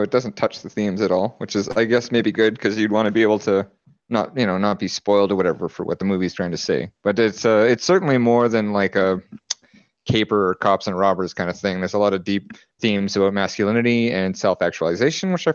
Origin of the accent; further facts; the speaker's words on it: Alberta, Canada; I'm from Canada, in Alberta